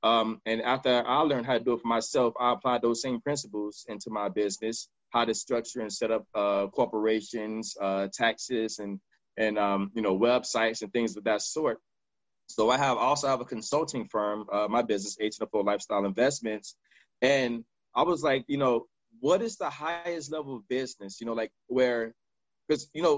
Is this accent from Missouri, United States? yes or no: yes; Kansas City, Missouri, United States; also born or lived in Miami; now in Los Angeles, United States; I'm from Kansas City. I'm from Miami Dade. And I stay in California, Los Angeles, California.